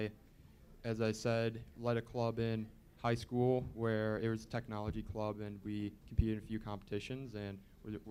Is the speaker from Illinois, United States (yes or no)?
yes; Chicago, Illinois, United States; now in Oak Lawn, United States; I'm from Chicago, now live in Oak Lawn